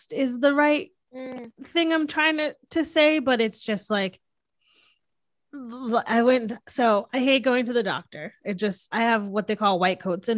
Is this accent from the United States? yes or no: yes; Northeast, United States; now in Texas, United States; I'm from the Northeast, which is like way more like liberal and accepting